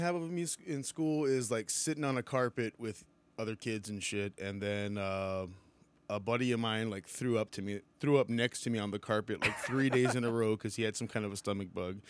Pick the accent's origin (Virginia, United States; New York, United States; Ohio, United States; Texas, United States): Texas, United States; Weslaco; Well, I grew up in Westlake, Westaco, Texas, and shoot, I don't know.